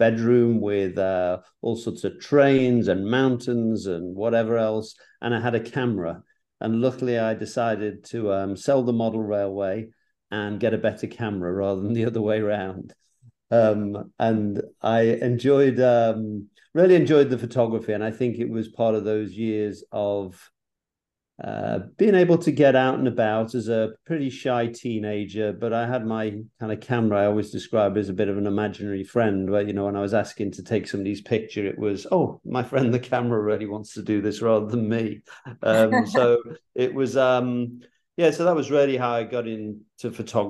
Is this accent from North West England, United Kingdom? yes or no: yes; Liverpool, North West England, United Kingdom; moved away as an adult; also born or lived in London; now in New York, United States; I was brought up in Liverpool